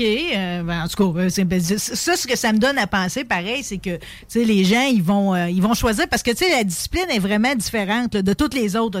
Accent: Pontbriand, Quebec, Canada; je viens pareil de Pontbriand, mon père est de Robertson

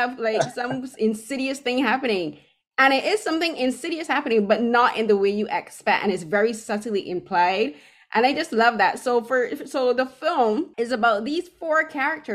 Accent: Barbados; now in Toronto, Canada; I'm originally from Barbados, but I live in Toronto now

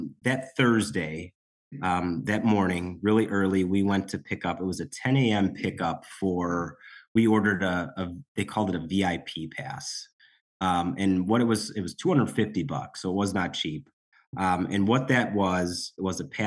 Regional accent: Chicago, Illinois, United States; we're from Chicago

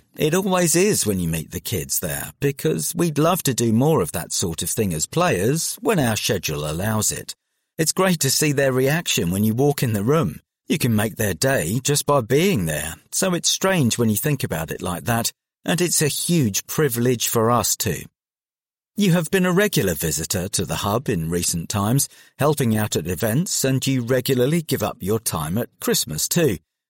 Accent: London, United Kingdom; Well, I grew up in South London, and it was a bit different for me because I didn't go out that much.

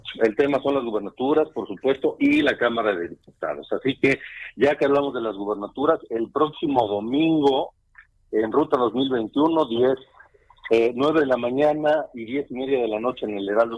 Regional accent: Mexico; como mexicanos

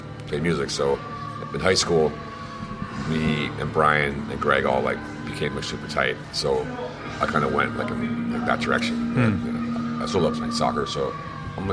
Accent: near New Brunswick, suburban New Jersey, United States; We grew up like a couple of towns from there, more just like suburban New Jersey

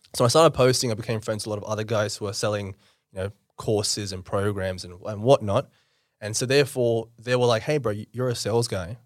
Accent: Campbelltown, New South Wales, Australia; born or raised there; also born or lived in India / South Auckland, New Zealand

